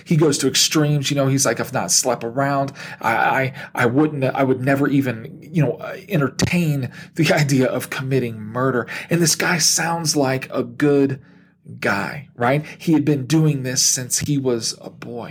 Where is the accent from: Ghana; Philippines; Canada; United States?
United States